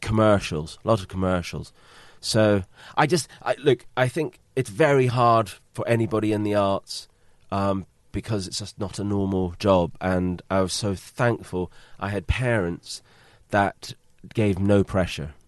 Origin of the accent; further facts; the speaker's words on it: United Kingdom; being British